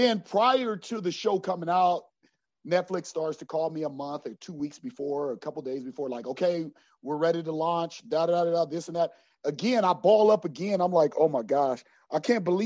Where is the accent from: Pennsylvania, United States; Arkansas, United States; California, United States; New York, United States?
California, United States; Los Angeles; I'm from South Central